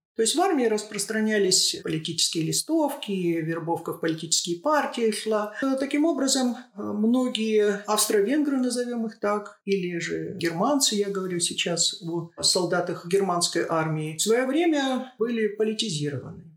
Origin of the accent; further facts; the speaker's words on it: Shatandy, Akmola Region, Kazakhstan; Я родилась и выросла в поселке в Акмолинской области, поселок Шатанды